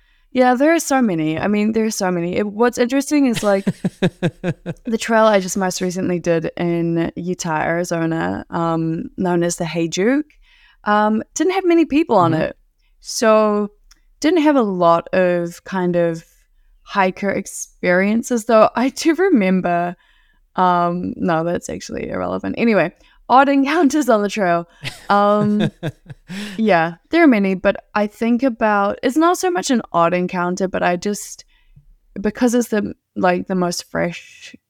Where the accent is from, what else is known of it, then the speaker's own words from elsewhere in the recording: New Zealand; accent: Kiwi; And I was telling them, my Kiwi accent is actually much more mild compared to other Kiwis.